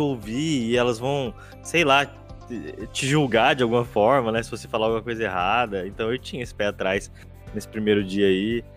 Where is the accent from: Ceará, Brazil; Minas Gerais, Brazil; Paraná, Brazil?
Paraná, Brazil; Londrina; eu sou de Londrina